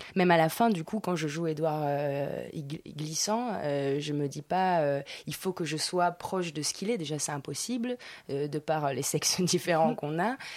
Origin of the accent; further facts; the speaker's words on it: Nice, Provence-Alpes-Côte d'Azur, France; accent: niçois; moved away; also born or lived in Argentina / Paris; je suis née en Argentine, mais après j'ai habitué à Nice, j'ai fait du niçois